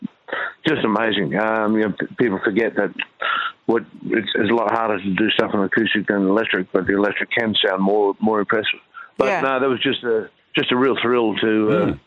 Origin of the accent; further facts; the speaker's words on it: Alice Springs, Northern Territory, Australia; I was born and raised in Alice Springs